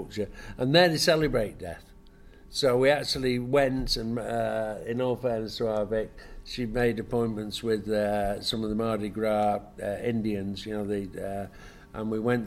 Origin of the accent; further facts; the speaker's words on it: England, United Kingdom; being typically English